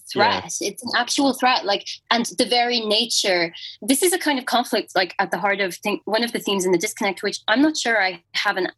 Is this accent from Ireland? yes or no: yes; Ireland; as Irish people